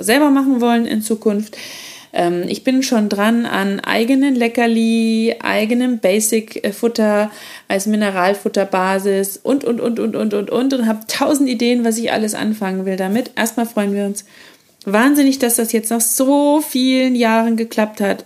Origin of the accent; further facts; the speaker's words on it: Erlangen, Bavaria, Germany; moved away; Wir ziehen nach Bayern, zurück in meine alte Heimat. Ich komme ja ursprünglich auch aus Erlangen